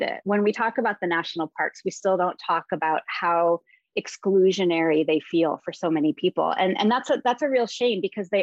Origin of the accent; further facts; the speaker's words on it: Midwest, United States; I grew up in the Midwest